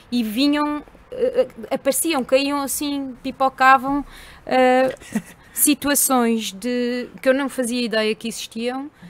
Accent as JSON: {"language": "Portuguese", "town": "Elvas", "region": "Alentejo", "country": "Portugal", "also_born_or_lived": "Coimbra", "moved": "yes", "said": "Não, sou alentejana."}